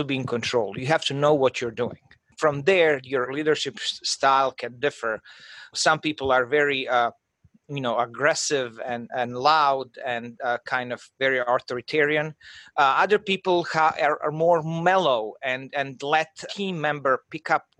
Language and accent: English; Croatia; moved away as an adult; I'm from Croatia, and, you know, I was, you know, at my fifth year of medical school